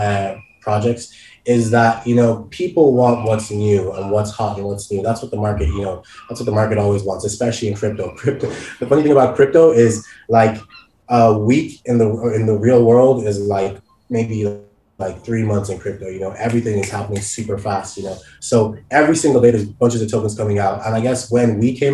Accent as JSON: {"language": "English", "country": "Nigeria", "moved": "yes", "lives_now": "Dublin, Ireland", "said": "I'm originally Nigerian"}